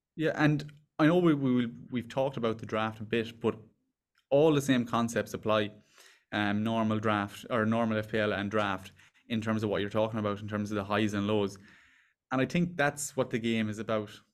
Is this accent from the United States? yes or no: no; Ireland; also born or lived in Dublin; We're from Ireland